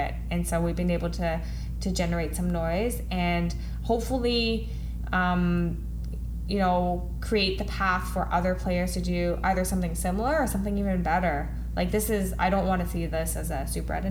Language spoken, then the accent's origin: English; Ottawa, Ontario, Canada; now in Toronto, Canada; I grew up in Ottawa